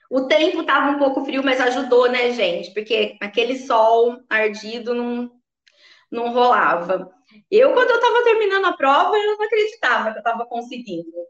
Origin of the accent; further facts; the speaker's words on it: São José do Rio Preto, São Paulo, Brazil; nós somos aqui de São José do Rio Preto. E aí partiu São Paulo fazer a primeira meia.